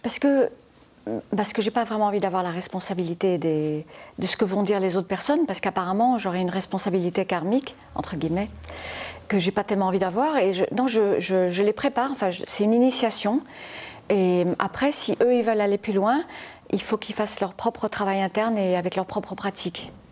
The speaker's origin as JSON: {"language": "French", "town": "Formentera", "region": "Balearic Islands", "country": "Spain", "tie": "born or raised there", "also_born_or_lived": "United States / France", "said": "Je suis née aux États-Unis, mais je suis mhm. élevée à Formentera, dans les Baléares"}